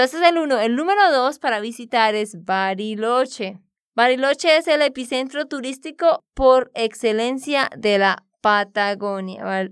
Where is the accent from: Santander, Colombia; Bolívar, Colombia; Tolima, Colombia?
Santander, Colombia; de Santander, Colombia